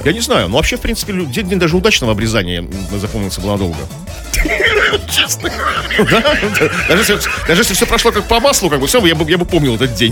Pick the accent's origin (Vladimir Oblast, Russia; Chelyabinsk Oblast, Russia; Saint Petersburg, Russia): Saint Petersburg, Russia; у нас в Петербурге